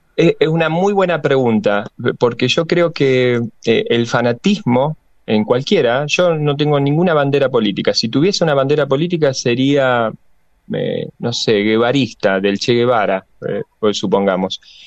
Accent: Santa Fe, Argentina; now in Buenos Aires, Argentina; yo vengo de Santa Fe, una provincia netamente peronista

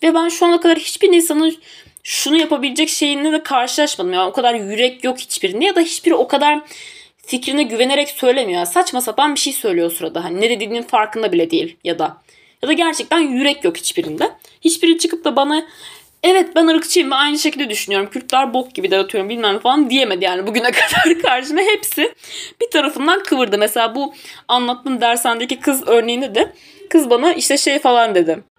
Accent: Tunceli Province, Turkey

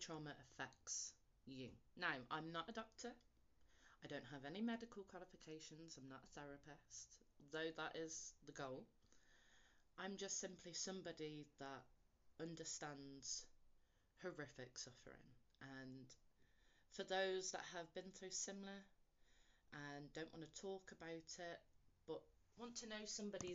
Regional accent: West Midlands, United Kingdom; I was born in England, the West Midlands to be more, to be precise.

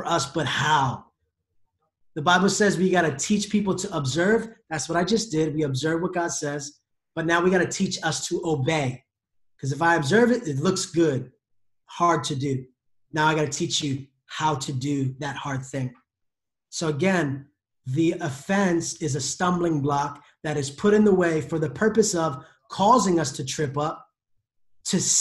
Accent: United States; I am an American

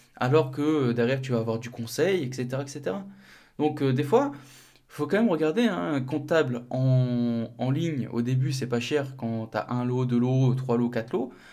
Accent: north of France, France; moved away; mon cabinet de comptabilité, il est dans le nord, pas très loin de, ma ville natale

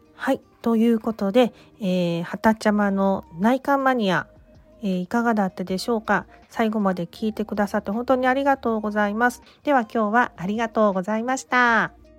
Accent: Osaka, Japan; now in Nara, Japan; 大阪出身大阪で生まれ育って今は奈良に住んでいます

